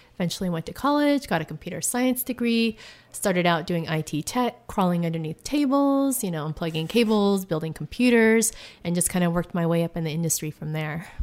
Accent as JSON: {"language": "English", "country": "United States", "moved": "yes", "lives_now": "Tucson, United States", "said": "I'm originally from Washington, but I live in Tucson, Arizona"}